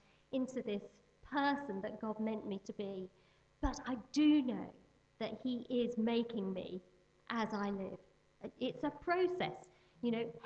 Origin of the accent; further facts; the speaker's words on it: Birmingham, West Midlands, United Kingdom; I was born in Birmingham, so I'm a Midlander.